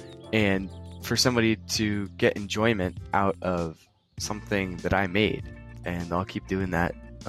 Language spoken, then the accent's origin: English; Dayton, Ohio, United States; I'm from Dayton, Ohio.